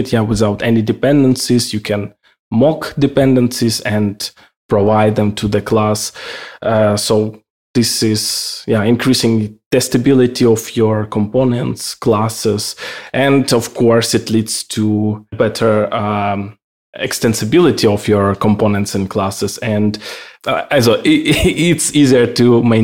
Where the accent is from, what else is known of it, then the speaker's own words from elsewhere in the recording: Ukraine; now in Austria; I'm originally from Ukraine. Now I'm living in Austria